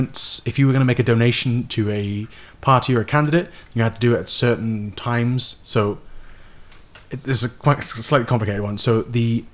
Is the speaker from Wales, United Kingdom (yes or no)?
yes; Newport, Wales, United Kingdom; Newport, Wales. My hometown